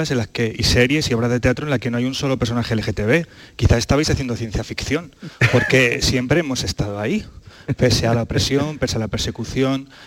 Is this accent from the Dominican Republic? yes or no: no; Vilches, Andalusia, Spain; a mi tierra, a esos paisajes hermosos de La Vega, en, Vilches, ese mar de olivos, ese pantano, ese paisaje absolutamente excepcional